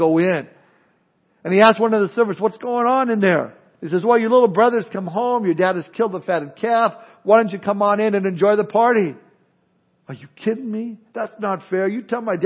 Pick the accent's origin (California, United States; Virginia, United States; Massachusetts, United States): California, United States; Southern; moved away; growing up in Southern California, where I grew up